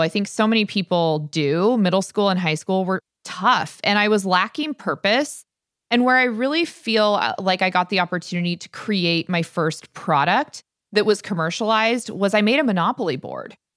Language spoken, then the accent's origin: English; Stanwood, Washington, United States; growing up in Stanwood was magical. I love the fact that I grew up without cable or internet